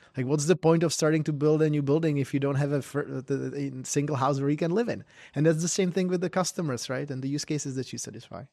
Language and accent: English; Prague, Czechia; moved away as an adult; also born or lived in Berkeley, California; now in Silicon Valley, United States; I'm from Prague, the Czech Republic originally.